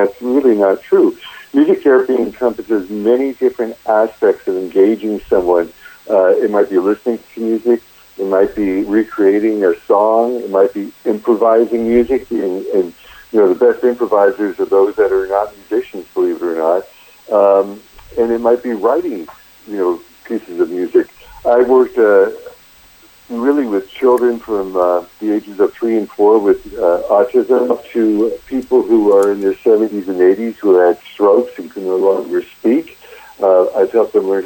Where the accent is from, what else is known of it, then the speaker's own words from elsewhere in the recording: Erie, Pennsylvania, United States; moved away as an adult; also born or lived in Tallahassee, Florida / Louisiana / Los Angeles, California; I grew up in Erie, Pennsylvania